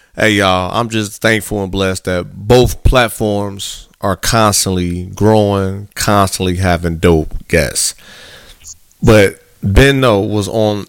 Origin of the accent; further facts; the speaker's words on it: Gary, Indiana, United States; moved away as an adult; also born or lived in South Texas; I'm born and raised in Gary, Indiana.